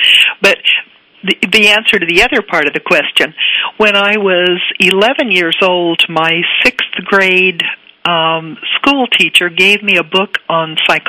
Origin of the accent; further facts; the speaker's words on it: Needles, California, United States; also born or lived in Long Beach, California; I grew up in Needles, California, 4,500 people. My dad was a railroad engineer who dropped grade school in the fourth grade. Hmm. My mother got a seventh grade education.